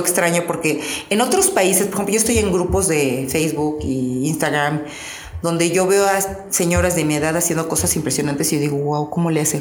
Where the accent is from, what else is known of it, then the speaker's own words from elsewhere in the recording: Mexico; Me siento súper orgullosa de ser mexicana